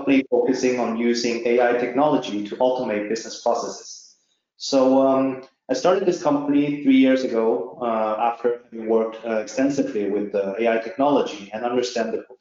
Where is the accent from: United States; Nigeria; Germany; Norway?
Norway; I'm actually not from China, I'm from Norway.